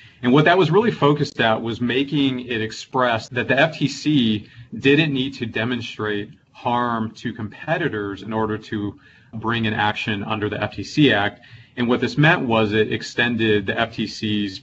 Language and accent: English; Southern California, United States; now in Washington, D.C., United States; I'm from Southern California, actually. So I've migrated quite far from home to my parents' chagrin, but I'm now in D.C.